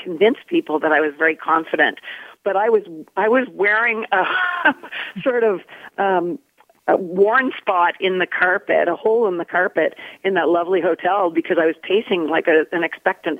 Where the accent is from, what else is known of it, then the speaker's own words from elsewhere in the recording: Nova Scotia, Canada; I was from Nova Scotia